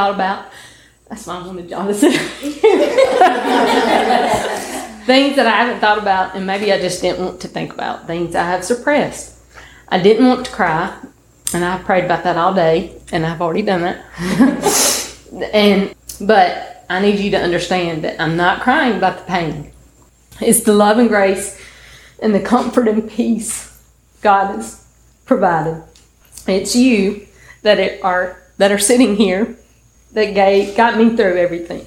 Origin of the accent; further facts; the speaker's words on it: Tupelo, Mississippi, United States; now in Pontotoc, United States; I'm from Tupelo, Mississippi. I was born in Tupelo, now live in Pontotoc